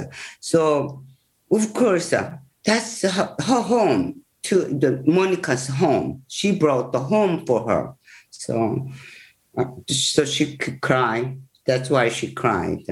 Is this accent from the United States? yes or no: no; South Korea; English is a second language; I'm pure Korean. I just born and raised in Korea.